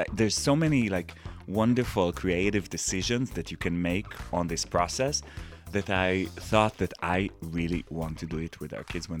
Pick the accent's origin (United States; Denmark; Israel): Israel; English is a second language; moved away; people are expecting that because I'm from Israel, that I should be Jewish and I should care about it.